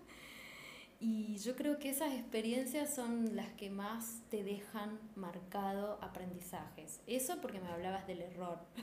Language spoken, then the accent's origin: Spanish; Posadas, Misiones, Argentina; Soy de Posadas Misiones